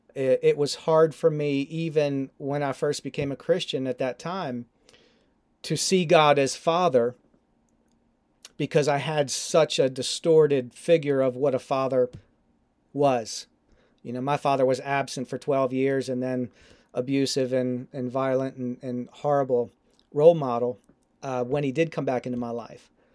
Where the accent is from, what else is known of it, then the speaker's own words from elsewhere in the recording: Baltimore, Maryland, United States; growing up in Baltimore, uh, as an Orioles fan